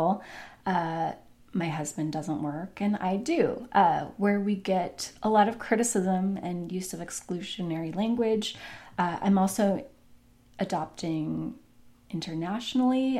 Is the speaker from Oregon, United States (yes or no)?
yes; Portland, Oregon, United States; my hometown of Portland